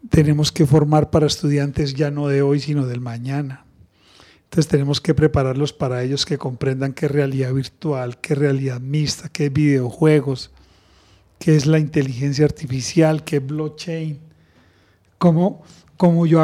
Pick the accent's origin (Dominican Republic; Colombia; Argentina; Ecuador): Colombia; Santander; 400 y llegas a mi tierra. Entonces, eso es lo rico de, mi experiencia, es que me he formado en otras culturas me he formado en otras culturas y termina uno permeándolas de todas. Por eso el acento parece todo menos de Santander